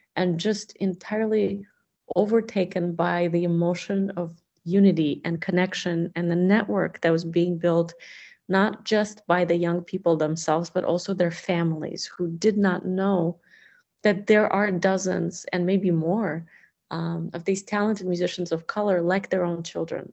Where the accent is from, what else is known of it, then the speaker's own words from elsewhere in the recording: Russia; now in United States; growing up in the Soviet Union